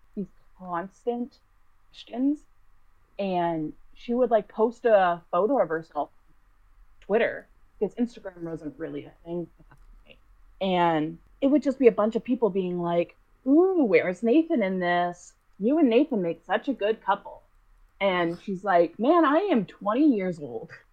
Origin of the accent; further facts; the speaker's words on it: Boston, Massachusetts, United States; I'm from Boston